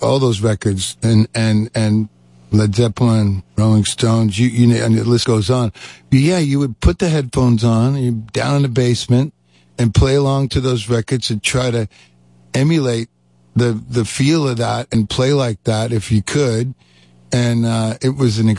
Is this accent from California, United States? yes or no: no; Detroit, Michigan, United States; I grew up in Detroit